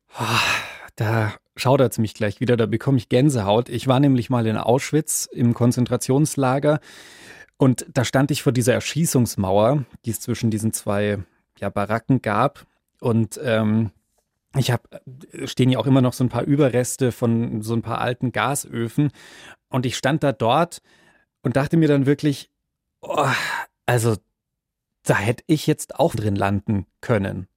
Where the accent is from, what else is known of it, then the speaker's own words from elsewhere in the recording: Bavaria, Germany; Ich bin zwar selber in Bayern groß geworden